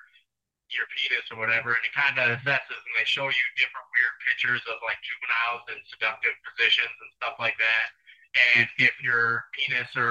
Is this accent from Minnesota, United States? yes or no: yes; Rochester, Minnesota, United States; 33 years old, from Rochester, Minnesota